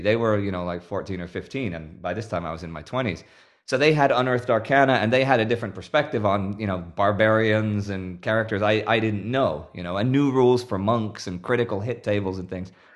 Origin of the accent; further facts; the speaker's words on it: Texas, United States; also born or lived in Houston, Texas; now in Sweden; I am from Texas